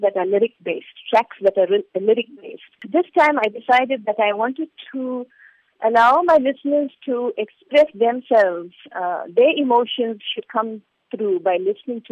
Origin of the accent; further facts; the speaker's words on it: Durban, KwaZulu-Natal, South Africa; moved away as an adult; now in India; my childhood in a South Africa